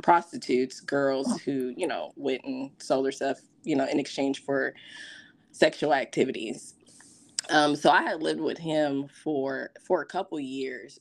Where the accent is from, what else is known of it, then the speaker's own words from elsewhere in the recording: Las Vegas, Nevada, United States; also born or lived in Louisville, Kentucky; originally, I'm from Louisville. My father had, um, after the my parents divorced, my father had moved to Vegas. So me and my siblings, um, back in like 96 i was about eight years old we have moved to las vegas to live with my father